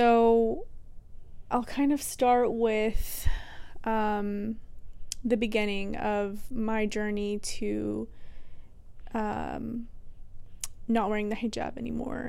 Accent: Texas, United States; we grew up in the South, we grew up in Texas

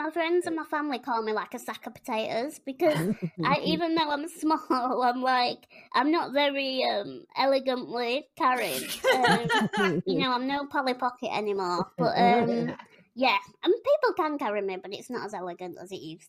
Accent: Yorkshire and the Humber, United Kingdom; I'm from West Yorkshire. Don't know if you can tell by my accent

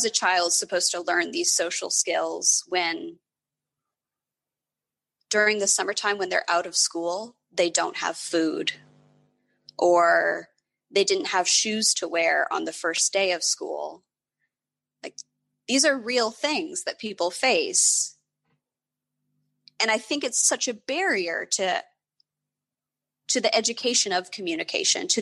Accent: Appalachia, United States; moved away; I grew up in Appalachia and poverty is very widespread

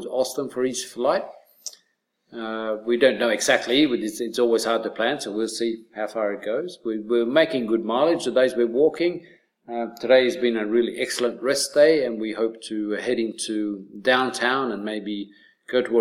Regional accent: Australia; I'm being very Australian

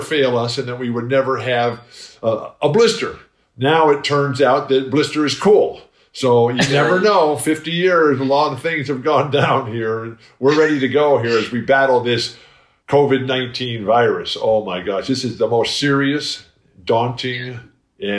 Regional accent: San Diego, California, United States; I live in my hometown of San Diego.

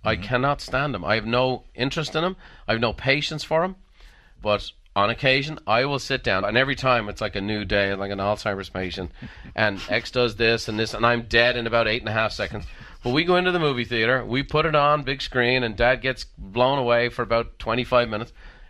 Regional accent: Ireland; Now, I'm an Irishman. I can tell a joke.

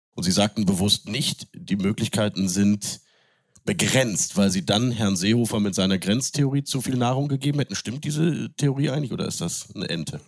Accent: Cologne, North Rhine-Westphalia, Germany; moved away; also born or lived in Munich; Ich habe als Kölner in München gelebt

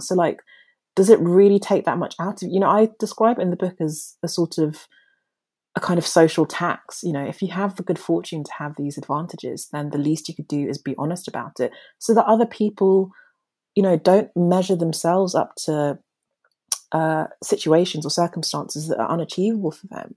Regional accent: London, United Kingdom; accent: posh; also born or lived in Nigeria; I was born in Nigeria, but my family moved to London, to South London, when I was five years old

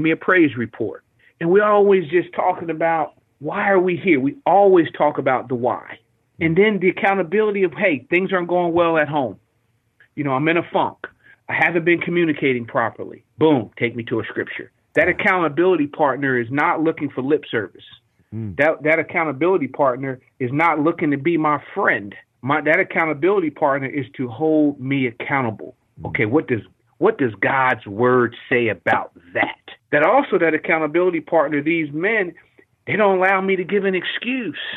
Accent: Trenton, New Jersey, United States; also born or lived in Philadelphia suburbs, Pennsylvania; born and raised in Trenton, New Jersey. And then I went over to the suburbs of Philly to finish up high school

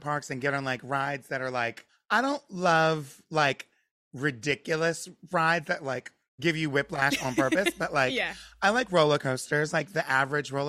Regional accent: Pennsylvania, United States; moved away; also born or lived in Delaware; born in Pennsylvania and then moved to Delaware

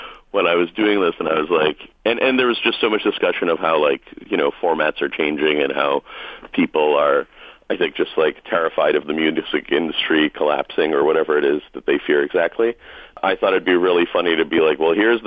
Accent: Lexington, Massachusetts, United States; moved away as an adult; also born or lived in Amherst, Massachusetts; now in Brooklyn, United States; Outside Boston. I grew up in Lexington, Mass.

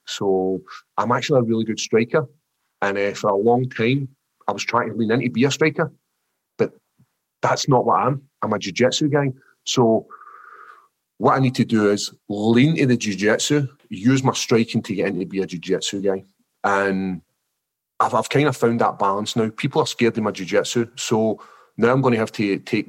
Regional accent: Scotland, United Kingdom; accent: Scottish; my actual Scottish accent's so thick

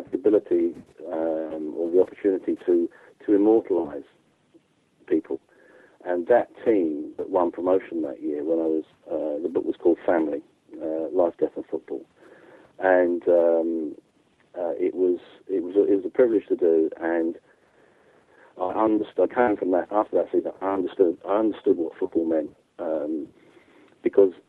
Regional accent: England, United Kingdom; as an English guy

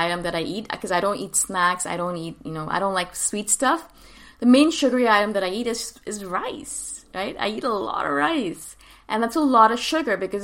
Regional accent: North India, India; I come from North India

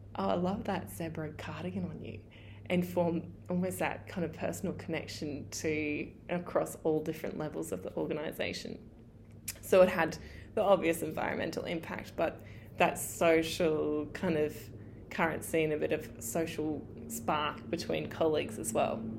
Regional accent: regional Queensland, Australia; my hometown in regional Queensland

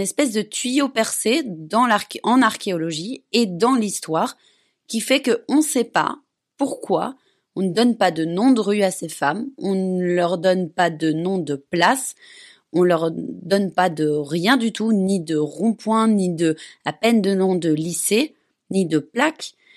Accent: Belgium; moved away; je suis belge

